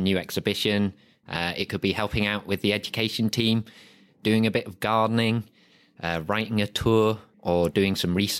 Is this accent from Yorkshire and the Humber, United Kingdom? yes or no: yes; Harrogate, Yorkshire and the Humber, United Kingdom; I was born and raised in Harrogate.